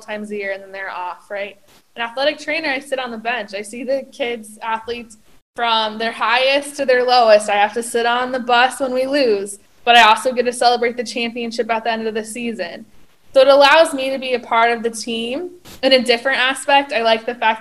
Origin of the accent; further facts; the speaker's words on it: Parker, Colorado, United States; moved away; I'm originally from Parker, Colorado, which is just south of Denver.